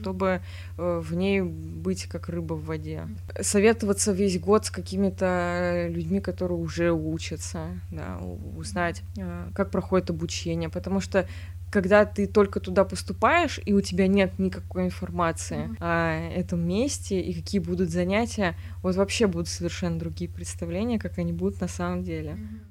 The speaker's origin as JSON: {"language": "Russian", "town": "Voskresensk", "region": "Moscow Oblast", "country": "Russia", "said": "У нас в городе, я из Воскресенска"}